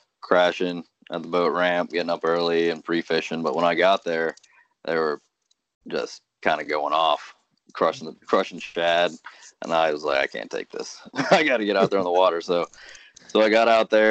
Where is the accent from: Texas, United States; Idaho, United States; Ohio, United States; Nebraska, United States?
Ohio, United States; Cincinnati; I grew up here in Cincinnati, and my mom's from Corinth, Mississippi